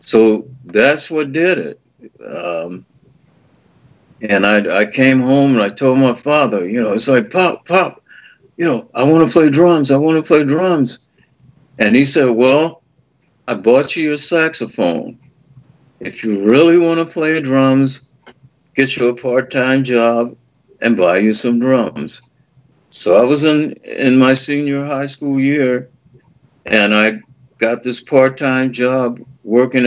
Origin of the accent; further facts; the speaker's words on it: Los Angeles, California, United States; I'm from Los Angeles. I'm a native